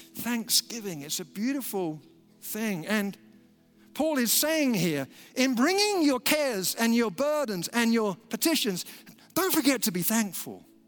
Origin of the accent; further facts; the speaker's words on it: United Kingdom; we're British